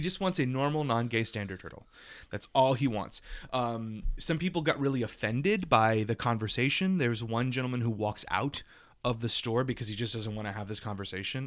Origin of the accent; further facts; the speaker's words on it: the South, United States; I'm from the South and we say Frenchie.